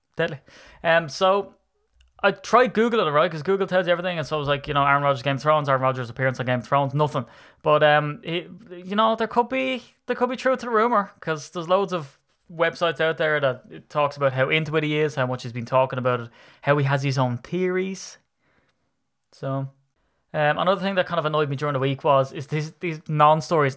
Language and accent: English; Ireland; I'm an Irishman